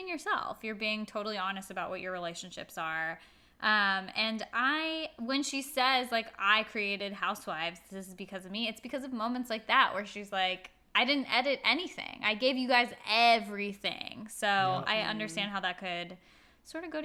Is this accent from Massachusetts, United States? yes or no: no; Agoura Hills, California, United States; I grew up in Agoura Hills